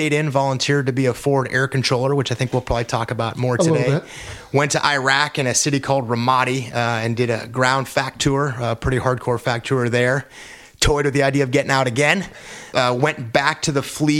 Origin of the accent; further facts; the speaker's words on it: El Toro, California, United States; also born or lived in San Diego, California; now in Carlsbad, United States; moving up to Orange County, lived in a town called El Toro.